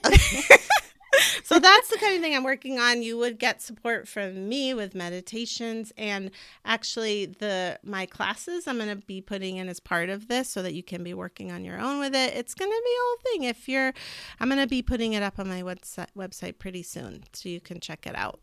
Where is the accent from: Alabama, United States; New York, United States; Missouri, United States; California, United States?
California, United States; moved away; I also grew up in California